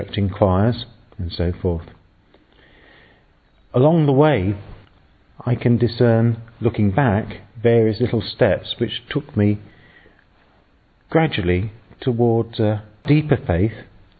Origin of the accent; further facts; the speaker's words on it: England, United Kingdom; I'm English and I'm a priest